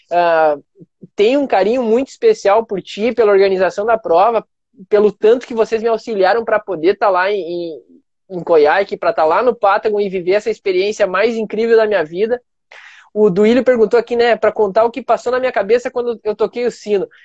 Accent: Brazil; porque eu sou um representante, eu sou brasileiro, tô lá no, no Chile

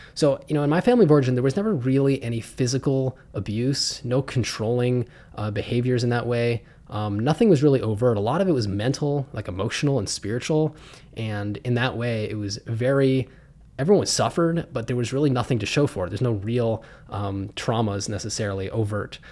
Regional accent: Pittsburgh, Pennsylvania, United States; I was raised in Pittsburgh, Pennsylvania.

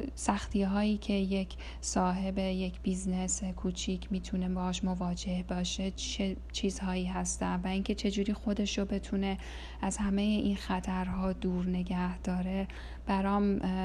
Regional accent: Iran; moved away; تو این سالهایی که از ایران مهاجرت کردم

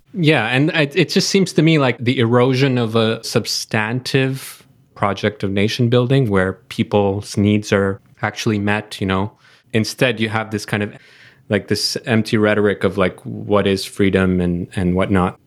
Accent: Canada; as a Canadian

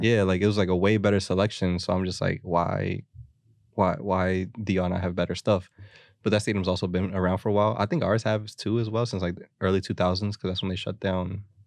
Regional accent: Philadelphia, Pennsylvania, United States; as a Philadelphian

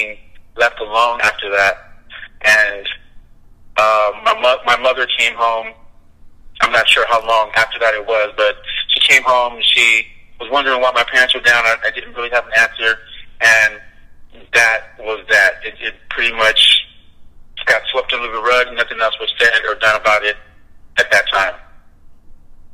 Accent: San Jose, California, United States; I'm from California, born and raised in San Jose

